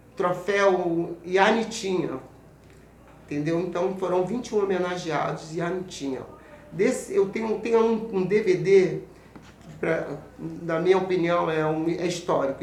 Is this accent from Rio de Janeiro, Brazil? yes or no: yes; São Gonçalo, Rio de Janeiro, Brazil; eu nasci no Morro do Martins. Oh. Na comunidade Morro Martim